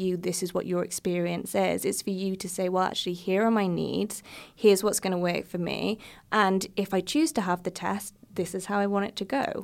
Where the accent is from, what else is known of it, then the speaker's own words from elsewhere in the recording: United States; I am from the United States